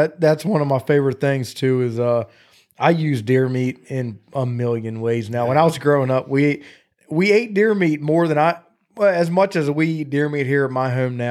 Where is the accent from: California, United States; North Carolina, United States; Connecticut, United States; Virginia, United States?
Virginia, United States; Chincoteague; I grew up on Chesapeake and Chincoteague. We were in Chincoteague a lot.